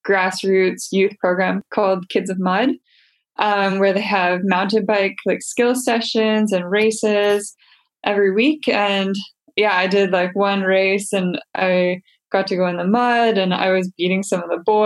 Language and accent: English; Winnipeg, Manitoba, Canada; I'm from Winnipeg, Manitoba in Canada.